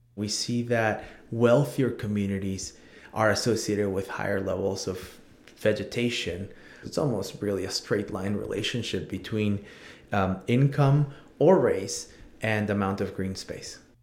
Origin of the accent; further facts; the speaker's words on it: San Diego, California, United States; Growing up in San Diego was a, a pretty crazy but fun experience